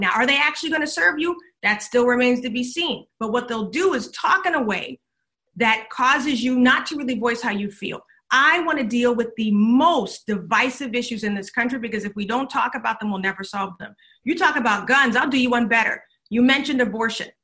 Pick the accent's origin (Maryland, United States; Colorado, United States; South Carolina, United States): South Carolina, United States; Charleston; now in Texas, United States; I'm from Charleston, South Carolina, originally